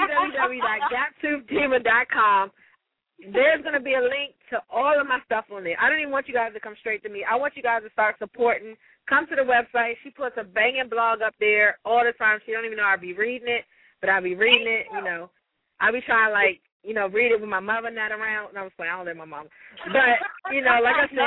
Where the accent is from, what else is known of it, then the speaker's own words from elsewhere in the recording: Prince George's County, Maryland, United States; also born or lived in Washington, D.C. area; I grew up in the Prince George's County and some of the D.C. area